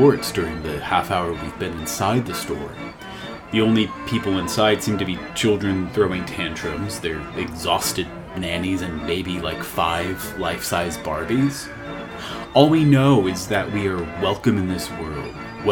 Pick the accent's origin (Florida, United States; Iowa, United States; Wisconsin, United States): Florida, United States; Miami; we're from Miami